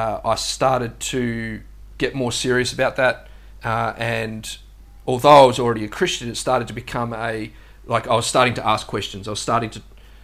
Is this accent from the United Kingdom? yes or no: no; South Australia, Australia; moved away as an adult; now in Gold Coast, Australia; I was born in South Australia, and I grew up there.